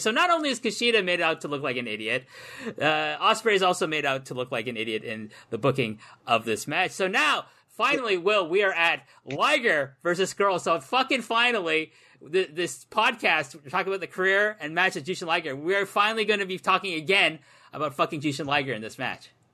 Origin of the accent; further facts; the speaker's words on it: Canada; myself as a Canadian, can come to Wolverhampton